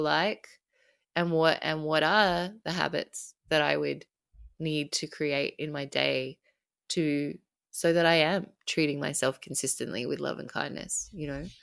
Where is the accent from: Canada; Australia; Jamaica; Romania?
Australia; I'm Australian